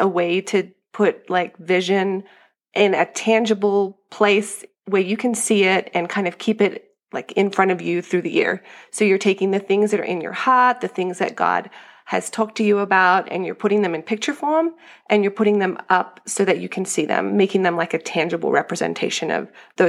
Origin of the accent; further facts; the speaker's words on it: Australia; moved away as an adult; now in Colorado, United States; I am from Australia.